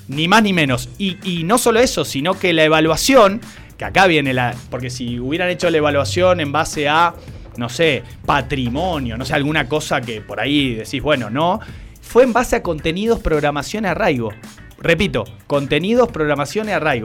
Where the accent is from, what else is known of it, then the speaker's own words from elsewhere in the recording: Salta, Argentina; todos somos salteños y salteñas